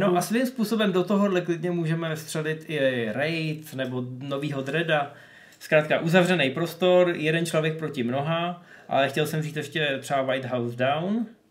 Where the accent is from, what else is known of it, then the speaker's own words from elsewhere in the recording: the Far North, northern Czech Republic, Czechia; u nás na Dálném severu